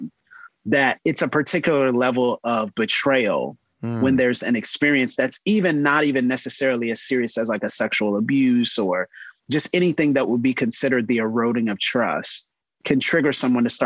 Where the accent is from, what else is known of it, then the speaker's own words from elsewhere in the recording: the South, United States; a Southern pastor's kid